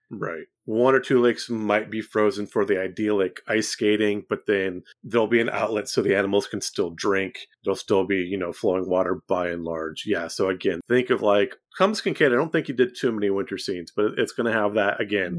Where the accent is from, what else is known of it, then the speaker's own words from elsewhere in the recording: Central California, United States; now in East Tennessee, United States; I grew up in Central California where it is very, very flat